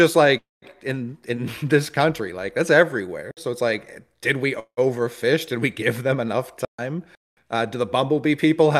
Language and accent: English; New York City, New York, United States; I'm from Harlem.